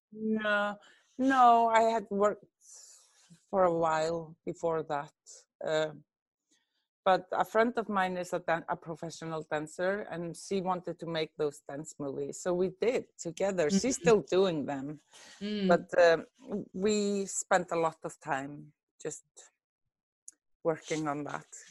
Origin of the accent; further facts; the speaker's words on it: Reykjavik, Capital Region, Iceland; I'm born and raised in Reykjavik, Iceland.